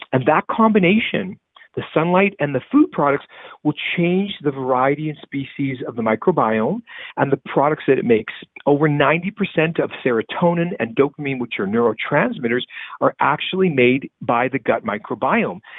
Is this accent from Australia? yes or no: no; the Canadian prairies, Canada; Growing up in the Canadian prairies